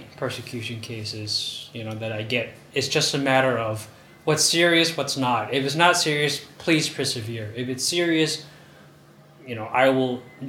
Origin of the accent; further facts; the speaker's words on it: Luang Prabang Province, Laos; I'm actually from Luphabang province.